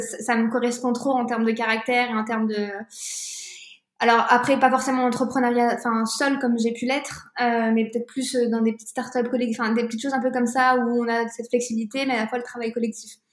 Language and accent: French; France; also born or lived in Tunisia; je suis tunisienne, je suis française